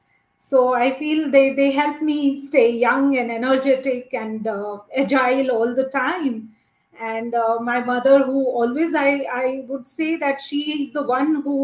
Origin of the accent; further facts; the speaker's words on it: Meerut, Uttar Pradesh, India; also born or lived in Delhi; being born and brought up in Meerut, which is a city in Uttar Pradesh state of India